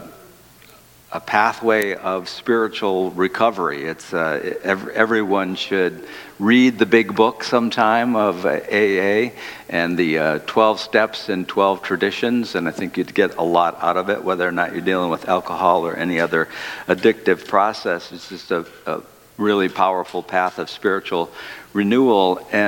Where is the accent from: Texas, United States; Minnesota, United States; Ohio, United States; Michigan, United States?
Michigan, United States; Detroit; the city of Detroit, my hometown